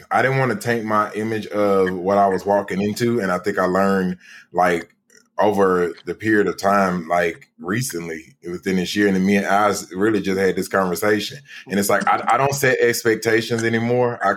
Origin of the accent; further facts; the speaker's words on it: Pimlico, London, United Kingdom; I'm from Pimlico.